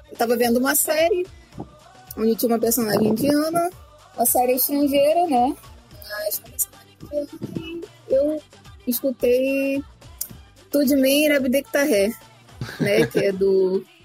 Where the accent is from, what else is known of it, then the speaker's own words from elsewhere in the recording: Rio de Janeiro, Brazil; sou do Rio de Janeiro.